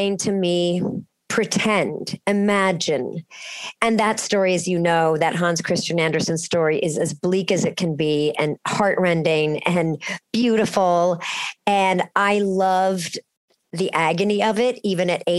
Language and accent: English; Cincinnati, Ohio, United States; I was growing up in Cincinnati